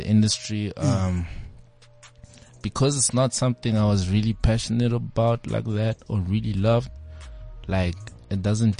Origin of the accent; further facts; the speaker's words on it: Pretoria, Gauteng, South Africa; moved away as an adult; now in Johannesburg, South Africa; because I'm from Pretoria